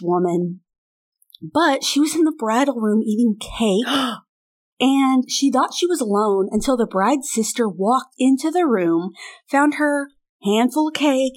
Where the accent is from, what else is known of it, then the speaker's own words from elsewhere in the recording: United States; I'm American